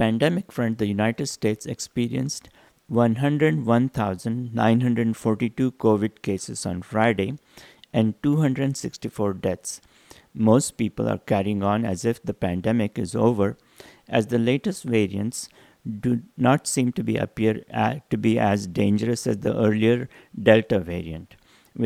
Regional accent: India; moved away; growing up in India

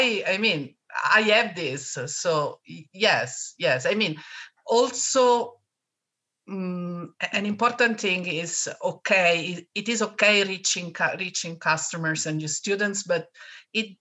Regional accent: Rome, Lazio, Italy; also born or lived in Japan; I have always lived here in Rome, except one terrible year.

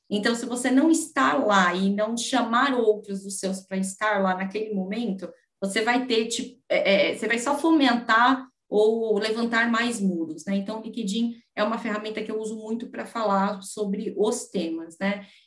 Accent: São Paulo, Brazil; eu aqui nascida e criada em São Paulo

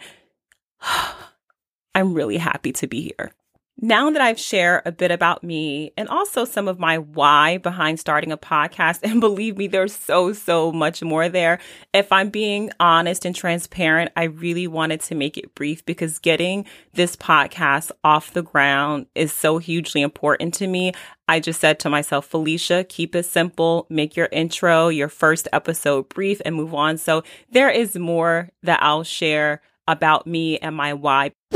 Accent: Newark, New Jersey, United States; as a young girl growing up in Newark, New Jersey

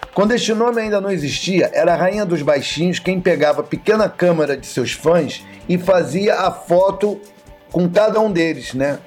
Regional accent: Rio de Janeiro, Brazil; Nasci em Madureira, não nasci em Nova York

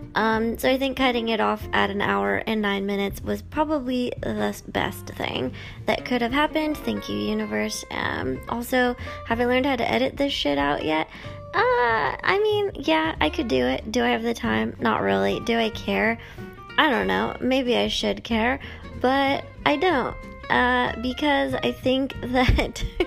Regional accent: Thousand Oaks, California, United States; I grew up in Thousand Oaks

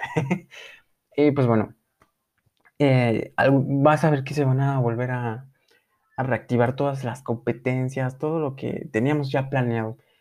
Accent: Mexico

